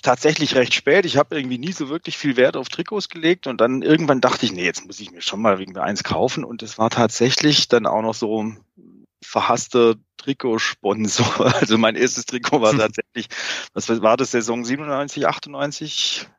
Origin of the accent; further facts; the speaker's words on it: Remshalden, Baden-Württemberg, Germany; Ich bin ähm, aber im Remstal äh, aufgewachsen